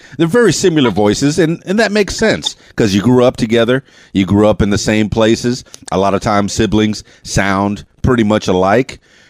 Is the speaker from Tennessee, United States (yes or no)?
no; Miami, Florida, United States; moved away as an adult; also born or lived in Fort Lauderdale, Florida / Davie, Florida; now in Little Rock, United States; I'm from Miami, Florida, and I went to high school in Fort Lauderdale, Florida, Davie, Florida, right, which is in that area.